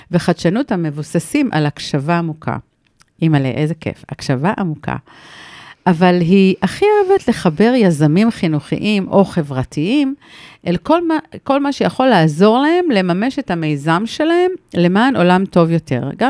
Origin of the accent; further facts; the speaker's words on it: Rehovot, Central District, Israel; moved away as an adult; now in Kibbutz Revadim, Israel; גדלתי ברחובות.